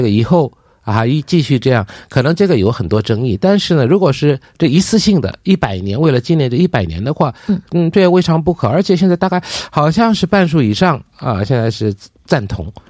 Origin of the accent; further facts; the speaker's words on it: South Korea; 我们韩国人